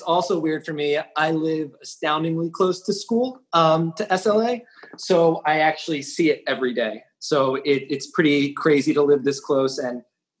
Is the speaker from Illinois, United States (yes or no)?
no; Springfield, Pennsylvania, United States; now in Philadelphia, United States; I'm from Springfield, Pennsylvania, Delaware County. So okay. Right next to Broomall, actually.